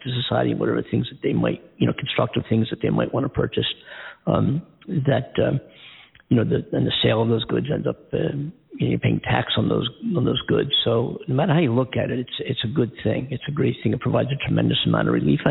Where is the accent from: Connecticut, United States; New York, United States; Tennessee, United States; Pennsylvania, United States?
Pennsylvania, United States; Philadelphia; my hometown team, the Philadelphia Eagles